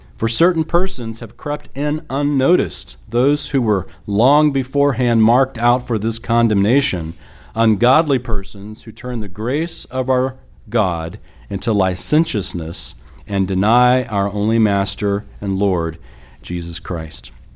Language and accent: English; San Antonio, Texas, United States; I was raised in San Antonio